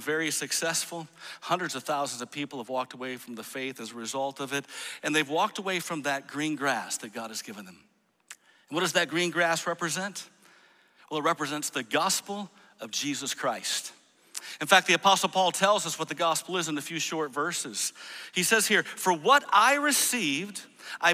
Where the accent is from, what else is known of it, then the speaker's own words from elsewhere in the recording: Grand Rapids, Michigan, United States; I grew up in Grand Rapids, Michigan.